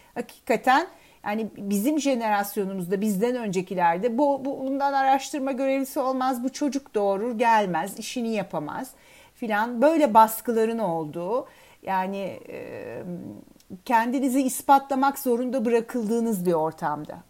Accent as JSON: {"language": "Turkish", "region": "Istanbul", "country": "Turkey", "tie": "born or raised there", "said": "ben İstanbul doğumluyum. E, İstanbul'da e, ilkokulu ve liseyi okudum."}